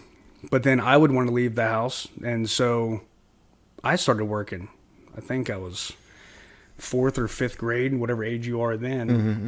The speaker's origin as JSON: {"language": "English", "region": "Kentucky", "country": "United States", "tie": "born or raised there", "said": "Well, so I was born in Northern Kentucky in Boone County, you know, kind of in the Ohio River Valley. That's where I grew up, and blue collar family."}